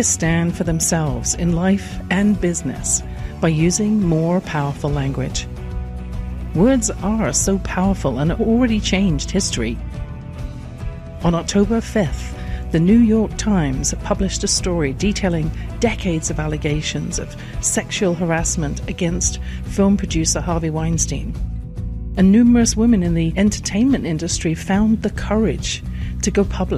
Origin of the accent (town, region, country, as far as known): England, United Kingdom; born or raised there